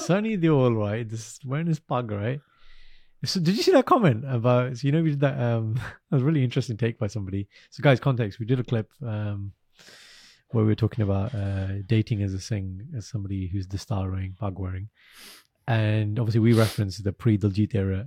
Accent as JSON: {"language": "English", "country": "United Kingdom", "said": "I'm British, I live here, I support England."}